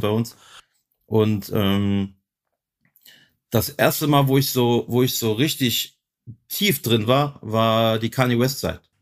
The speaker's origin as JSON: {"language": "German", "country": "Germany", "tie": "born or raised there", "said": "Weil ich bin ja hier in Germany geboren, ich war hier in der Schule, aber du bist halt auch Kroate"}